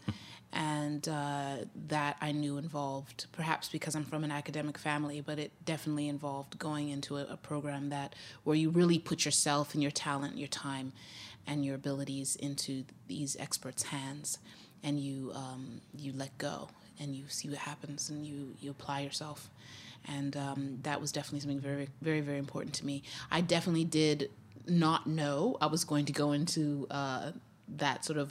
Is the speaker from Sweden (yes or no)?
no; Zimbabwe; moved away as an adult; also born or lived in Grinnell, Iowa, United States; now in United States; And then we moved back to Zimbabwe, and uh, that's where I was raised from age five to age 19.